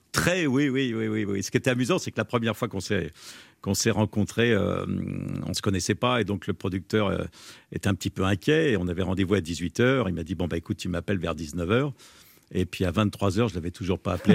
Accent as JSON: {"language": "French", "area": "Sologne", "region": "Centre-Val de Loire", "country": "France", "said": "chez moi en Sologne, dans la ferme de mon grand-père"}